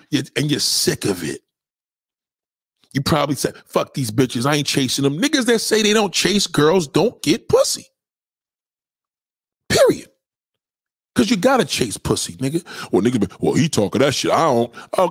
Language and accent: English; New York, United States; I'm a New Yorker